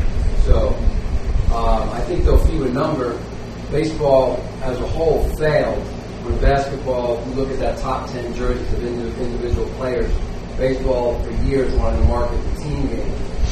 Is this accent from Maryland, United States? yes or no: no; New York City, New York, United States; From my hometown perspective, I think there's only one black player from New York City.